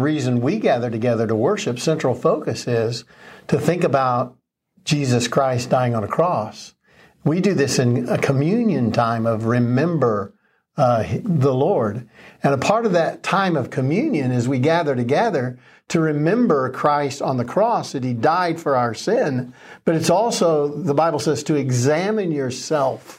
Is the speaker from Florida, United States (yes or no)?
yes; Florida, United States; I was raised in Florida, and not only were hurricanes a regular thing